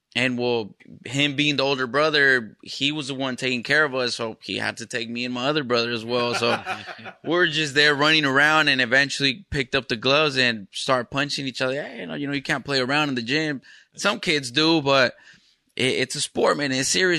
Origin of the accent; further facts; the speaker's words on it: Burien, Washington, United States; also born or lived in Los Angeles / Mexico; When I was 2 years old, I came out here to Seattle, lived in Burien.